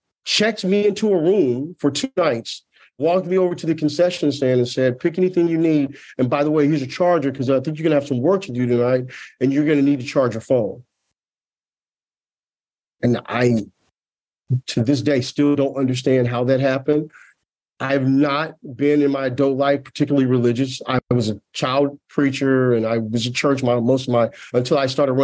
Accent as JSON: {"language": "English", "town": "Tulsa", "region": "Oklahoma", "country": "United States", "tie": "born or raised there", "said": "I grew up in Tulsa, Oklahoma"}